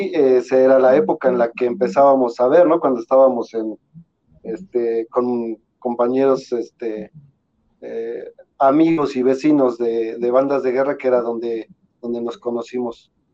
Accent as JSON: {"language": "Spanish", "region": "State of Mexico", "country": "Mexico", "said": "nosotros somos del Estado de México"}